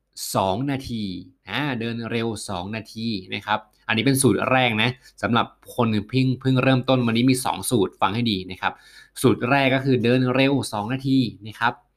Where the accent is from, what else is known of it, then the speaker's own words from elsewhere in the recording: Kanchanaburi, Thailand; moved away; ไปจังหวัดกาญจนบุรีมาฮะไปตัดหญ้าที่บ้านเกิดมานะฮะ